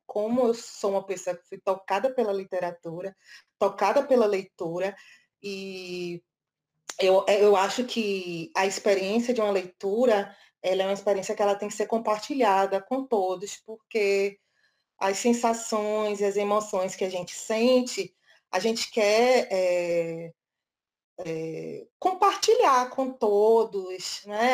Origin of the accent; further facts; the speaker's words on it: Bahia, Brazil; nasci na Bahia